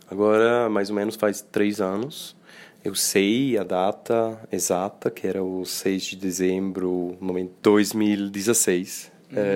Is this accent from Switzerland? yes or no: yes; Switzerland; Eu sou da Suíça.